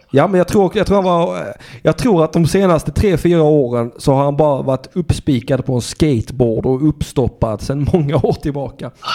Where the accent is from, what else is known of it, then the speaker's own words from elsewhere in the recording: Sweden; jag har ändå fötts i landet